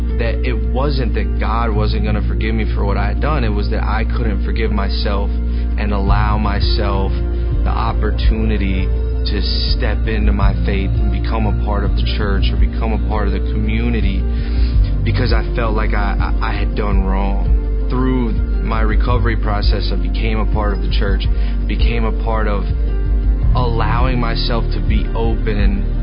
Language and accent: English; Lincolnton, North Carolina, United States; I'm from Lincolnton, North Carolina. I grew up in a small town going to church.